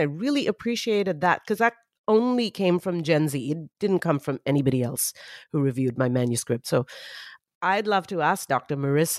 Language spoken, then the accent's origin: English; Mumbai, Maharashtra, India; I grew up in Mumbai, India.